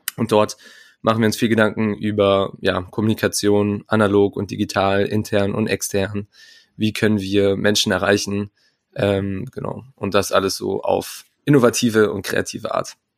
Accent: Munich, Bavaria, Germany; moved away as an adult; now in Marburg, Germany; ich komme ursprünglich aus München

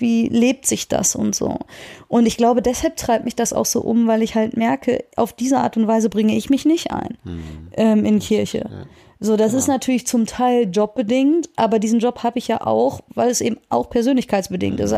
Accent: Soest, North Rhine-Westphalia, Germany; ich bin ja in der Soester Innenstadt groß geworden

